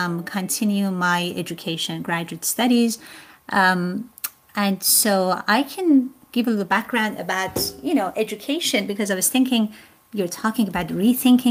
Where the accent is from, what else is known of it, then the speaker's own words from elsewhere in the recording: Iran; moved away as an adult; now in Harleysville, United States; I was actually raised in Iran. And attended school there also